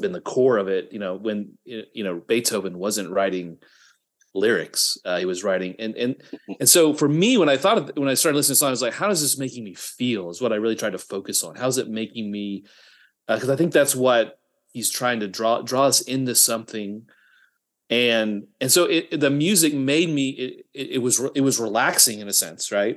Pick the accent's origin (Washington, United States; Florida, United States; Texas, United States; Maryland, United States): Texas, United States; Midland; my hometown, Midland, Texas